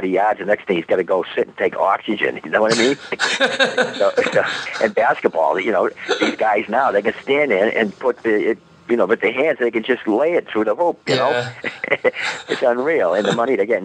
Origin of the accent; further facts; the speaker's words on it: Boston, Massachusetts, United States; we're from Boston